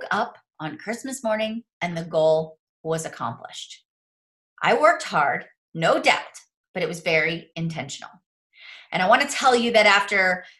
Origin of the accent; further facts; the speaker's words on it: Mars, Pennsylvania, United States; I am a nobody from Mars, Pennsylvania